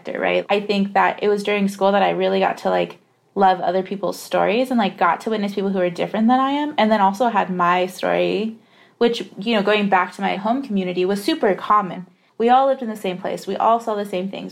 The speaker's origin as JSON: {"language": "English", "town": "Redlands", "region": "California", "country": "United States", "tie": "born or raised there", "said": "I was born and raised in the Inland Empire, which is about 60 miles east of Los Angeles. And so I was raised in the city of Redlands, which is in the county of San Bernardino"}